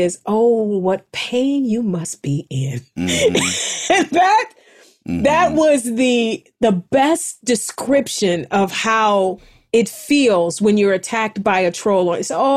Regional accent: East Cleveland, Ohio, United States; moved away; I am a kid from East Cleveland

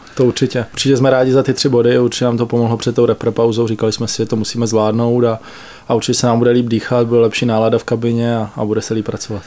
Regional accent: Olomouc Region, Czechia; now in Pardubice, Czechia; Pocházíme oba dva z Olomouckého kraje

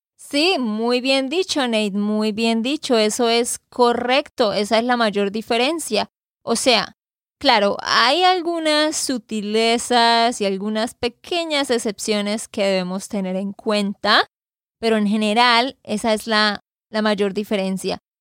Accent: Santander, Colombia; de Santander, Colombia

